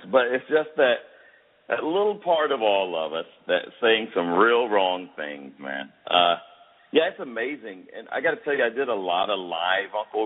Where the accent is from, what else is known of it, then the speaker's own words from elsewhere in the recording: Fayetteville, Georgia, United States; I grew up in the South, and around my dad's friends